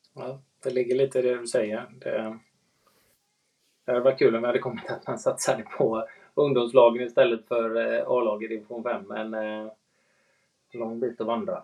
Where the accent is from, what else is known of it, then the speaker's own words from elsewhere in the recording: Sweden; som svensk